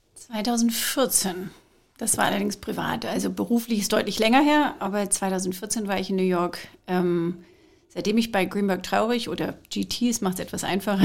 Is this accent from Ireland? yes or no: no; Scotland, United Kingdom; now in Germany; Ich habe aber auch noch die britische. Ich bin aus Schottland